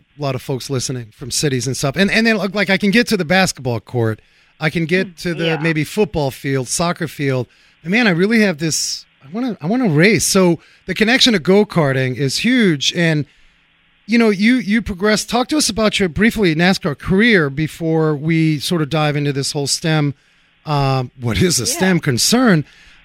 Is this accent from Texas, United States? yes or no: no; New York City, New York, United States; a fellow New Yorker myself. You know, I grew up uptown there, Washington Heights